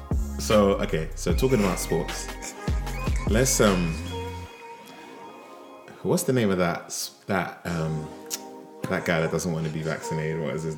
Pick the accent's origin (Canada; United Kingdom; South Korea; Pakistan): United Kingdom; England; I'm English